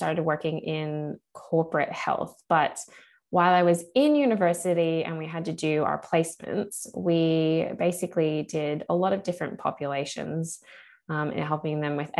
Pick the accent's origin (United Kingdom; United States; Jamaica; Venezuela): United States; moved away as an adult; now in Sydney, Australia; I'm actually American originally, but I've lived here since 2003